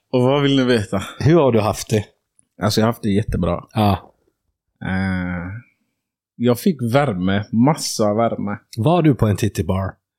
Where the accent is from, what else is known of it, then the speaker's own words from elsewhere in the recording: Sweden; som svensk